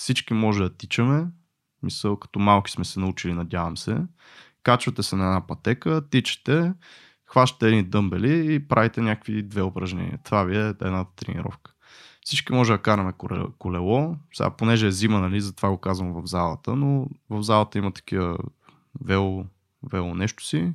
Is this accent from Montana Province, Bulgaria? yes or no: no; Botevgrad, Sofia Province, Bulgaria; съм от Ботеград